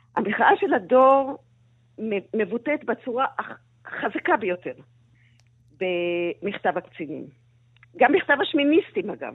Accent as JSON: {"language": "Hebrew", "town": "Tel Aviv", "region": "Tel Aviv District", "country": "Israel", "tie": "born or raised there", "said": "אני גדלתי על הים בתל אביב"}